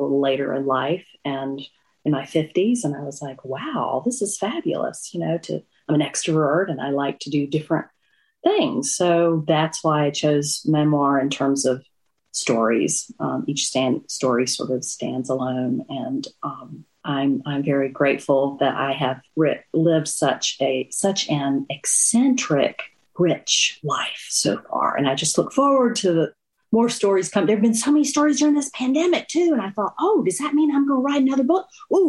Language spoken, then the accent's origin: English; Chickasaw County, Northeast Mississippi, United States; moved away as an adult; now in Washington, United States; I grew up in Northeast Mississippi in a tiny town called Ogallala, Chickasaw County, near Tupelo